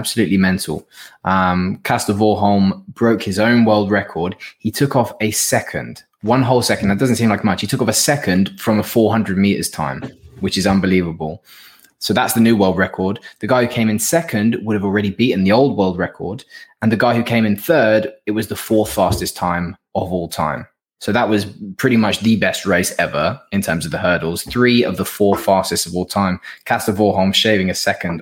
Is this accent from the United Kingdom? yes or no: yes; Northern Irish, Northern Ireland, United Kingdom; I'm from a United family. I'm Northern Irish